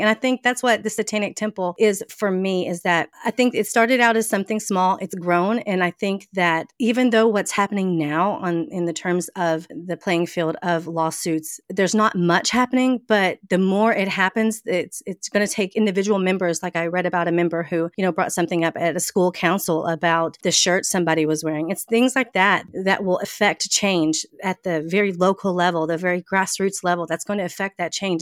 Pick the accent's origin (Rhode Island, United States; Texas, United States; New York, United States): Texas, United States; Mesquite; accent: Southern; moved away as an adult; now in New Orleans, United States; I was born, I was born in Texas, um, a little city right outside of, of Dallas, Texas called Mesquite. I lived there my entire life